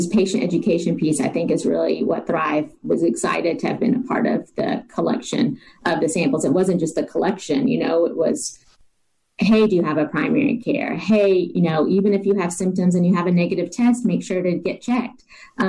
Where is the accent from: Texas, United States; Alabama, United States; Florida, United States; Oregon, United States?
Alabama, United States; Decatur; moved away as an adult; also born or lived in Denver, Colorado; I am originally from Decatur, grew up here, went to med school at Alabama, and then left to go to Denver for a residency and stayed out there